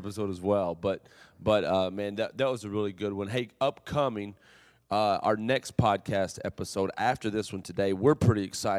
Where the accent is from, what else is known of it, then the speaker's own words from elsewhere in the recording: Kentucky, United States; You know I'm from Kentucky. Why you gotta say it like that?